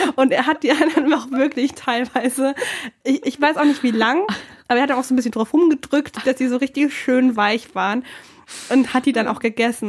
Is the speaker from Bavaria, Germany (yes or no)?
yes; Bernhardswald, Bavaria, Germany; now in Cologne, Germany; ich komme jetzt nicht direkt aus Regensburg, sondern aus einem Dorf in der Umgebung.